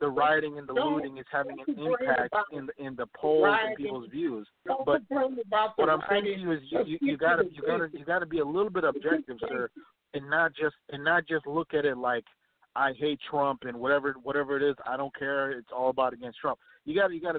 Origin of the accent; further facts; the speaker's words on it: Minnesota, United States; I'm from Minnesota, I live here, I travel around